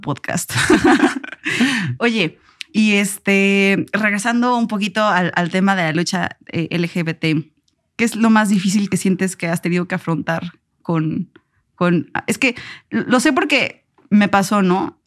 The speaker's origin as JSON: {"language": "Spanish", "region": "Puebla", "country": "Mexico", "moved": "yes", "lives_now": "Mexico City, Mexico", "said": "Vengo de Puebla, no es tampoco un rancho"}